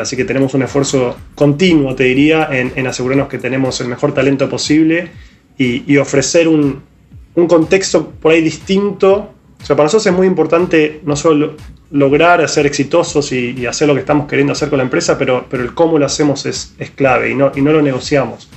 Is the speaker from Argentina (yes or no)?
yes; Argentina; yo y Víctor como argentinos